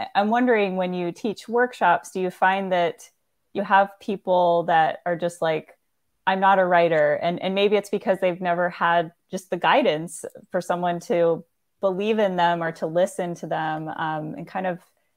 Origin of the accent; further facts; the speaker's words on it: Florida, United States; I grew up in Florida near beaches, and it's been a huge part of my life